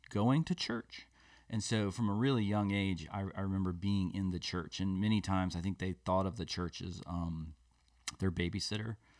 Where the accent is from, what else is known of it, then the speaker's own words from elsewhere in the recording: Des Moines, Iowa, United States; moved away; I grew up in Des Moines, Iowa, in the Midwest